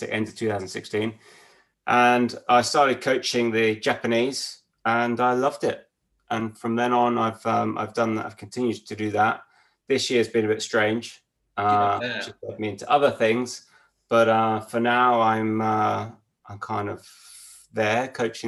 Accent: Peterborough, East of England, United Kingdom; I grew up in Peterborough

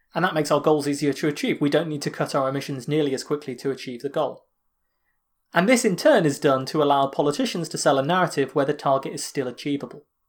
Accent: United Kingdom; me as a British guy

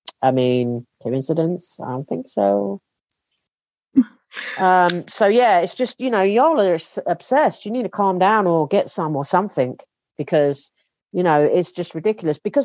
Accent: England, United Kingdom; as an English person

